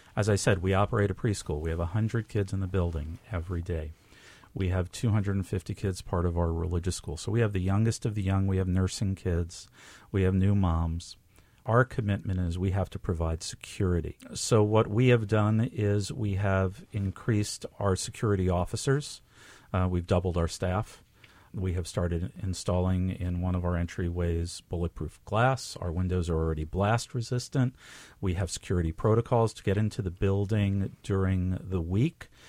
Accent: New York, United States; I grew up in New York

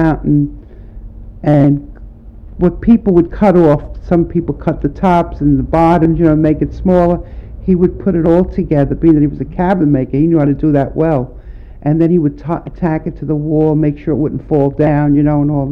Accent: New York City, New York, United States; I was born in Chinatown, Elizabeth Street

